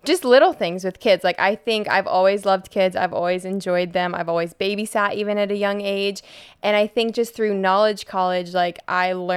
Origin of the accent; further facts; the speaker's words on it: Colorado, United States; now in Pensacola, United States; I grew up in Colorado.